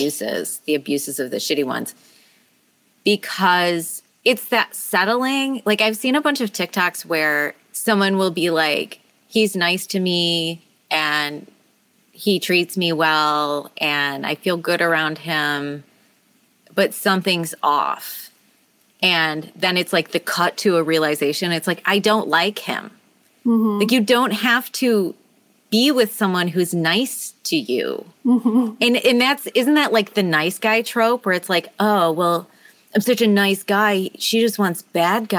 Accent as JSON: {"language": "English", "region": "Midwest", "country": "United States", "said": "I'm just from the Midwest"}